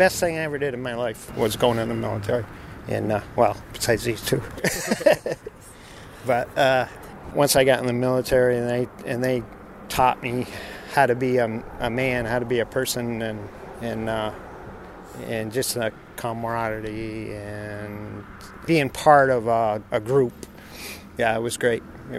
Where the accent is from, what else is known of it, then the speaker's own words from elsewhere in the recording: Colton, New York, United States; I'm from Colton, New York.